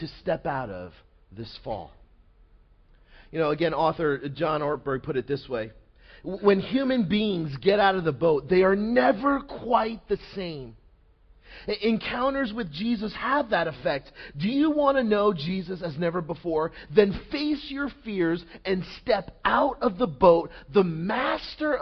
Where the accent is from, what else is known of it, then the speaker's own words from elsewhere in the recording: Montville, New Jersey, United States; I grew up about maybe like 15 minutes from here in Montville, New Jersey